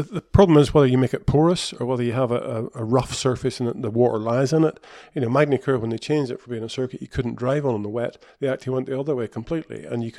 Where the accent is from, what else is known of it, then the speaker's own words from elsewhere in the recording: Kirkistown, Northern Ireland, United Kingdom; But, you know, I come from Kirkeston, and we never had a smooth surface at Kirkeston, so it never rains in Ireland anyway.